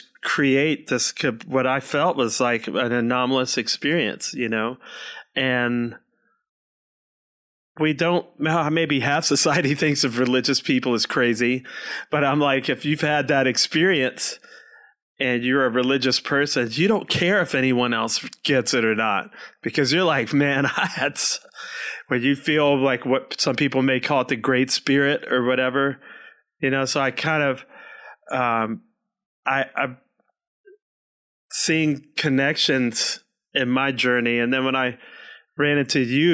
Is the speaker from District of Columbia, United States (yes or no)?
yes; Washington, District of Columbia, United States; moved away as an adult; also born or lived in Alabama; I didn't grow up in Alabama. I grew up in Washington, D.C., and my parents are New Yorkers. But I lived in Alabama for 18 years